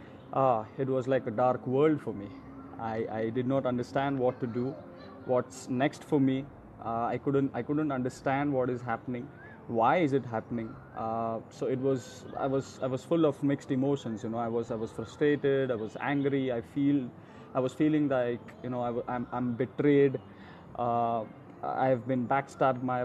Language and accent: English; India; I'm from India